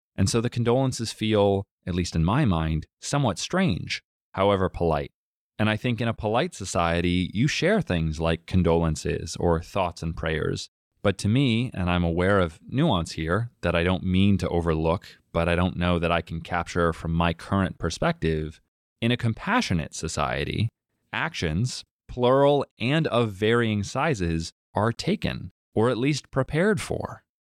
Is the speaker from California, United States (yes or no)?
no; Massachusetts, United States; you and I growing up in Ohio and Massachusetts, respectively